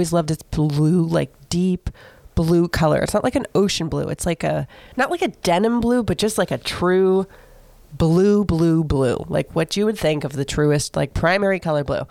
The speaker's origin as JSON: {"language": "English", "town": "Seminole", "region": "Florida", "country": "United States", "tie": "born or raised there", "said": "I grew up in Seminole, Florida, like the land of golden girls."}